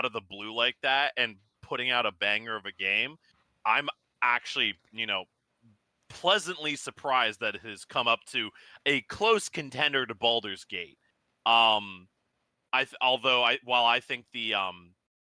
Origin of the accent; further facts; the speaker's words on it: United States; as an American